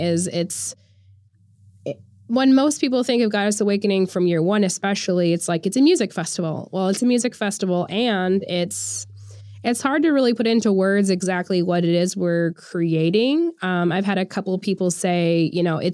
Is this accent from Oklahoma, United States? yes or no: yes; Oklahoma, United States; I'm from Oklahoma